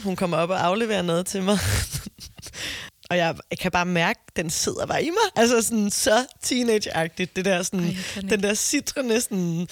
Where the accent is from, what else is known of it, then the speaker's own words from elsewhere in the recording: Copenhagen, Capital Region of Denmark, Denmark; Jeg er fra Amager, det er jo ikke en mm. provins